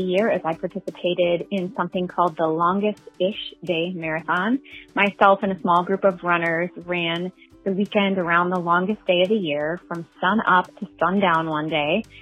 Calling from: St. Paul, Minnesota, United States; I'm calling from St. Paul, Minnesota

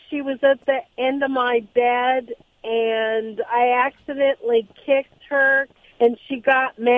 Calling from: Los Alamitos, California, United States; I'm in Los Alamitos, California.

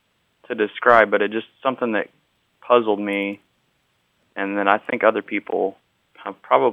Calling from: Great Smoky Mountains, Tennessee, United States; I'm calling from the Great Smoky Mountains in Tennessee.

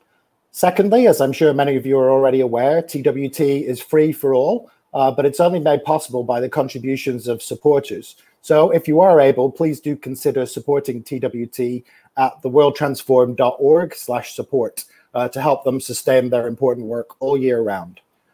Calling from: Washington, District of Columbia, United States; And I'm joining you from Washington, DC.

